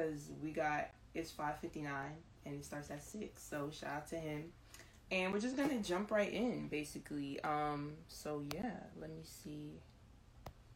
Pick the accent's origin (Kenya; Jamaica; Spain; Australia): Jamaica; now in New Jersey, United States; I'm Jamaican